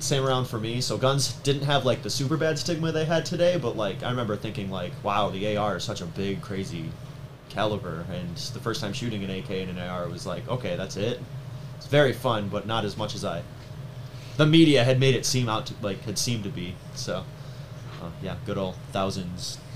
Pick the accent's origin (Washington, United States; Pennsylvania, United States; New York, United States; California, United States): New York, United States; Bergen; I'm from Bergen